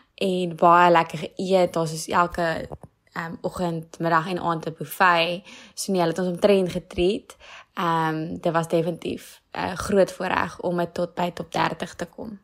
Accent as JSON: {"language": "Afrikaans", "town": "Stellenbosch", "region": "Western Cape", "country": "South Africa", "said": "ek kom van Stellenbosch"}